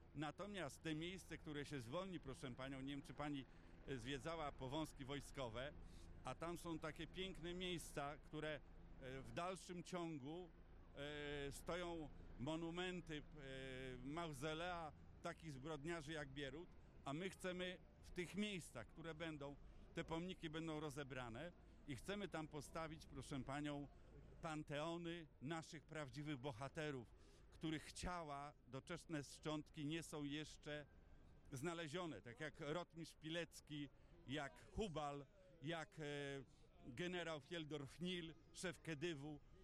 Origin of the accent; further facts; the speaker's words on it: Warsaw, Masovian Voivodeship, Poland; Ja jestem warszawiakiem z wielu pokoleń.